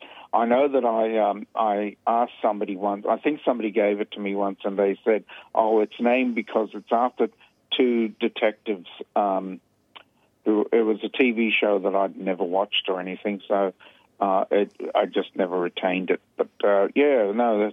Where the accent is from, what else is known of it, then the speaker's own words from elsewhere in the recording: Melbourne, Victoria, Australia; when I was growing up in Melbourne